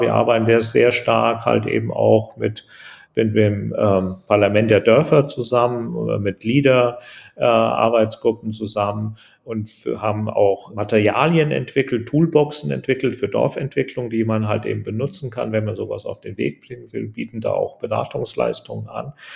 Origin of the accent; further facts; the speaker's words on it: Hesse, Germany; moved away; ich komme ja aus Hessen, aus einem kleinen Dorf in Hessen.